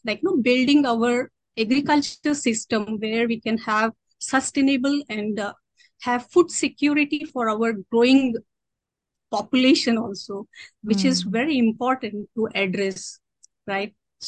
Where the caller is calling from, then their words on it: Latur, Maharashtra, India; I am currently located in Latur, Maharashtra.